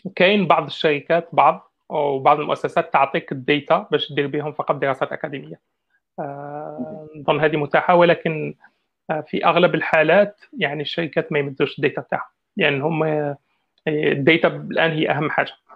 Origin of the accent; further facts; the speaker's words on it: Algeria; احنا عندنا في الجزائر